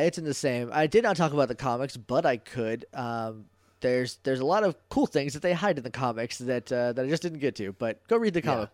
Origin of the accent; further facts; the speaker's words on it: New Hampshire, United States; I'm from New Hampshire